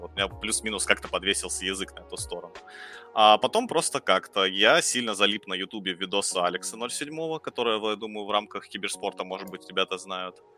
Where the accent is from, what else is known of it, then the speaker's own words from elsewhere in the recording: Dnipro, Dnipropetrovsk Oblast, Ukraine; moved away as an adult; also born or lived in Kyiv; now in Moscow, Russia; Я же сам как бы украинец, вот, из Украины. А, жил большую часть жизни в Днепропетровске.